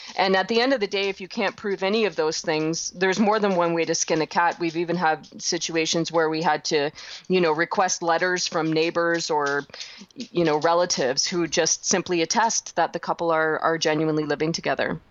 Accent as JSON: {"language": "English", "country": "Canada", "said": "I'm a Canadian"}